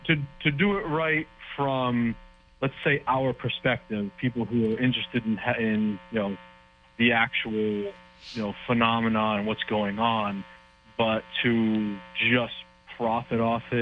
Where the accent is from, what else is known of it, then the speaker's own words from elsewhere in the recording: Fall River, Massachusetts, United States; now in New Bedford, United States; I'm originally from Fall River. I'm in New Bedford, but I'm originally from Fall River.